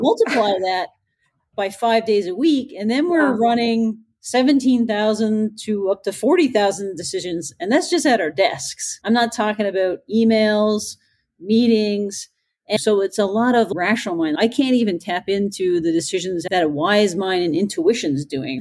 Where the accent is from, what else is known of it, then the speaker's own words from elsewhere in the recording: Newfoundland and Labrador, Canada; I'm from Newfoundland. It's a beautiful island off the east coast of Canada.